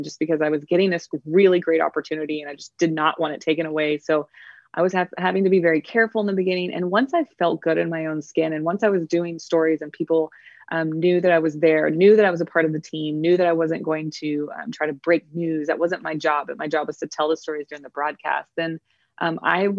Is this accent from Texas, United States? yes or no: yes; Texas, United States; also born or lived in Houston, Texas; I'm a Texan.